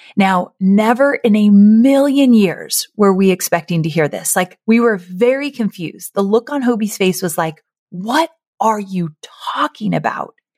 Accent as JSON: {"language": "English", "area": "Orange County", "region": "California", "country": "United States", "tie": "born or raised there", "moved": "yes", "said": "I grew up in Orange County near L"}